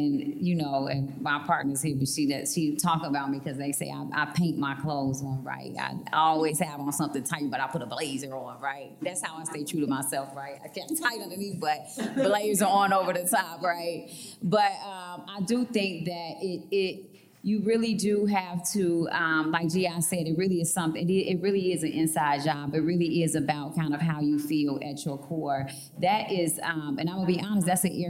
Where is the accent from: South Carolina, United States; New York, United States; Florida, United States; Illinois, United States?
Illinois, United States; Chicago; I'm from Chicago and I talk with a swag and have braids